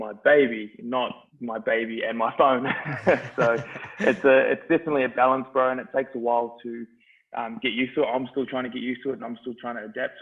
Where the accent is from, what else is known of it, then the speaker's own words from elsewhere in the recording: Christchurch, Canterbury, New Zealand; now in Australia; I grew up in New Zealand. I did the first half of my life in New Zealand, which was a great experience. It was different for me compared to a lot of people. My old man was in the army, so we were based on a lot of army camps, and we moved around a little bit, but did most of my growing up in Christchurch, New Zealand